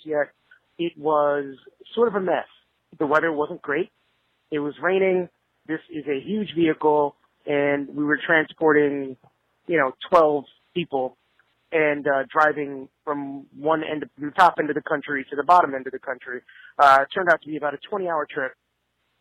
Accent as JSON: {"language": "English", "region": "New York", "country": "United States", "tie": "born or raised there", "said": "I grew up in New York"}